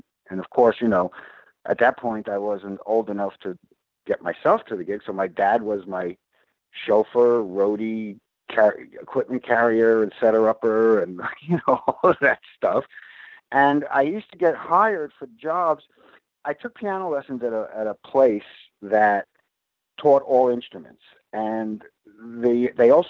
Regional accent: New York City, New York, United States; moved away as an adult; I was born and raised in Brooklyn.

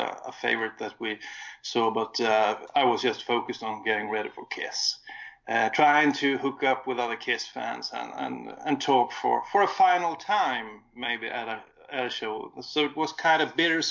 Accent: Sweden; accent: Swedish; English is a second language; my Swedish accent

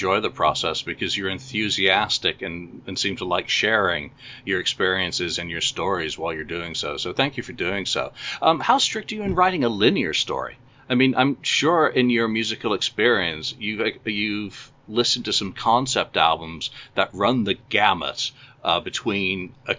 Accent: Canada; obviously, I think, as a Canadian.

